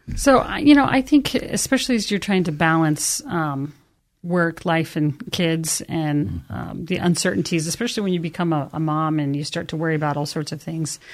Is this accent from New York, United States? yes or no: no; Canyon County, Treasure Valley, Idaho, United States; I am from the Treasure Valley, born and raised in Canyon County